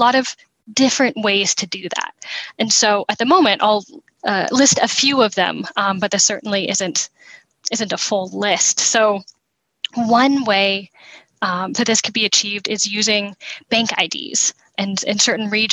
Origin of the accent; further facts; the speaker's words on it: United States; As an American